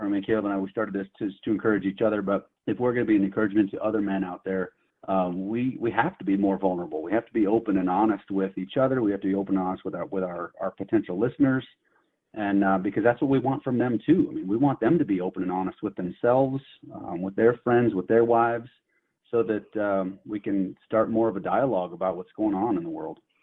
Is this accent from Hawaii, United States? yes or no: no; near Yosemite, Central California, United States; moved away as an adult; now in Billings, United States; I grew up in Central California, just outside of the of Yosemite Park up in the mountains